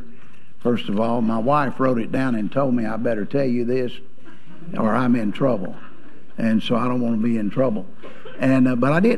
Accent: Georgia, United States; also born or lived in Alabama; I was born in Alabama and raised in Georgia

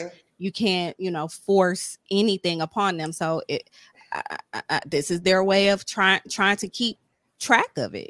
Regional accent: Ohio, United States; I'm from Ohio

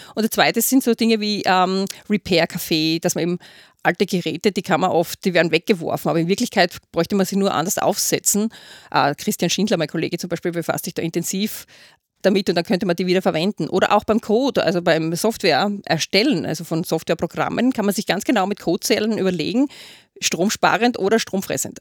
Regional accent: Austria; bei uns in Österreich

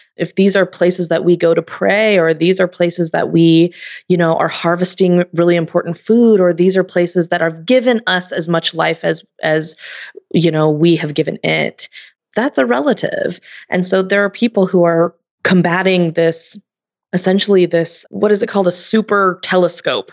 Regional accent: United States; born or raised there

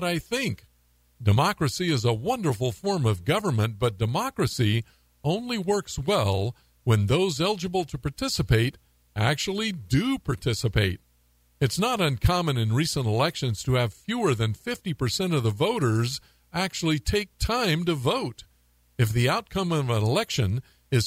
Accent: United States; I'm an American through and through

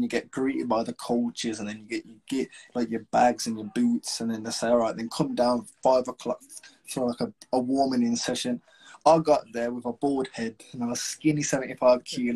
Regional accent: Wolverhampton, West Midlands, United Kingdom

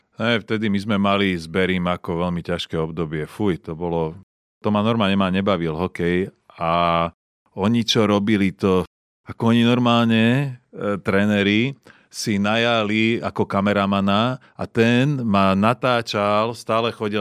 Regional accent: Slovakia; moved away as an adult; doma na Slovensku

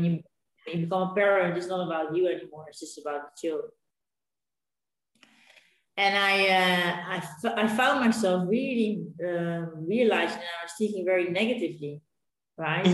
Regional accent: Netherlands; moved away as an adult; now in Spain; We're originally from Holland. And we came to Spain

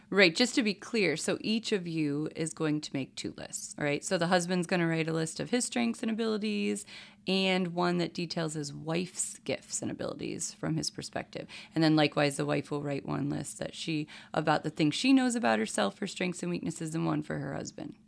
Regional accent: New York, United States; being a New Yorker and in Alabama

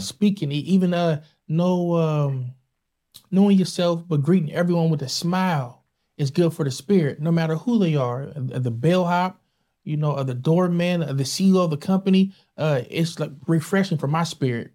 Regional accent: San Diego, California, United States; Born and raised in San Diego.

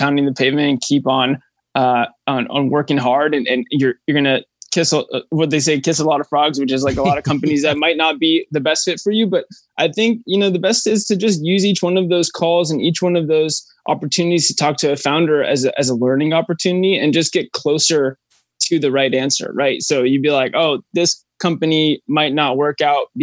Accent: Los Angeles, California, United States; also born or lived in Austin, Texas; I'm from Los Angeles

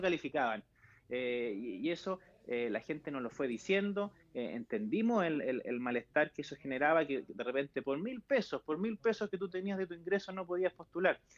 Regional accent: Chile; como chilenos en general

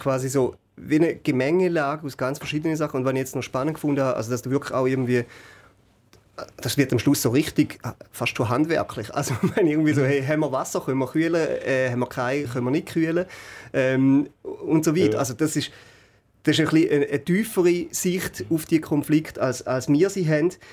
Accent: Schaffhausen, Switzerland; für mich als Schaffhauser

